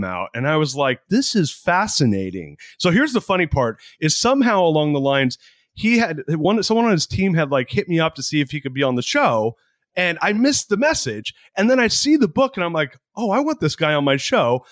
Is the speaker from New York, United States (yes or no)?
no; San Francisco Bay Area, California, United States; moved away as an adult; now in Austin, United States; I grew up in the San Francisco Bay Area